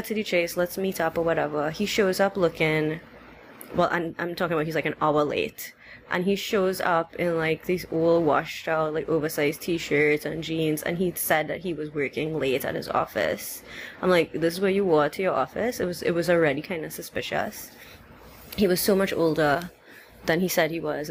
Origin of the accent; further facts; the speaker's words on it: Trinidad & Tobago; I was from Trinidad, he was like, I thought you were from India. And I'm like, no, I'm of Indian descent, but I'm in Trinidad.